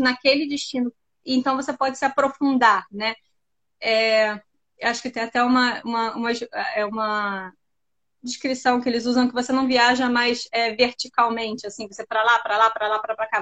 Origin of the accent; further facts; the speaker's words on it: Rio de Janeiro, Brazil; moved away as an adult; now in London, United Kingdom; eu sou do Rio, tá? E eu tô morando em Londres já vai fazer uns seis anos